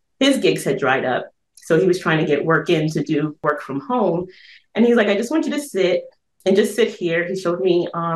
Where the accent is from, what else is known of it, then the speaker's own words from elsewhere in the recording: New York City, New York, United States; I'm originally from Brooklyn